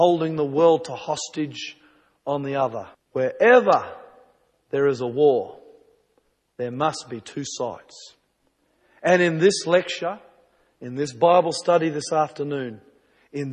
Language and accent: English; New Zealand; when I was a small boy growing up in New Zealand